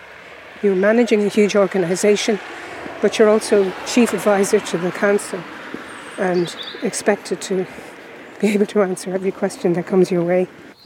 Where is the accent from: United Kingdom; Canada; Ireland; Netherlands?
Ireland; Dublin, Leinster; moved away as an adult; also born or lived in Westmeath; now in Roscommon, Ireland; I was born in Dublin and went to school in Dublin, went to UCD, worked in Dublin until I moved to Westmeath to become county manager, as it was known then.